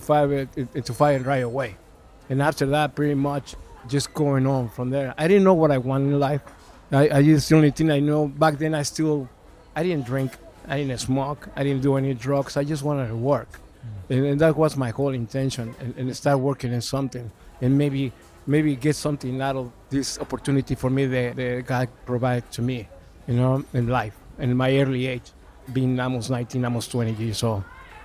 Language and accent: English; California, United States; English is a second language; also born or lived in Mexico City; now in Texas, United States; I'm originally from Mexico City. I grew up in Southern California and moved to Texas about 23 years ago.